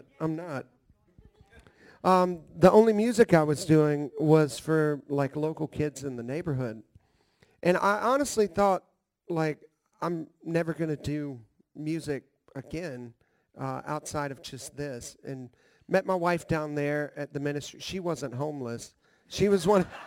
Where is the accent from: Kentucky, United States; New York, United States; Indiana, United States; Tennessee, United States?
Tennessee, United States; Nashville; I grew up here in Nashville.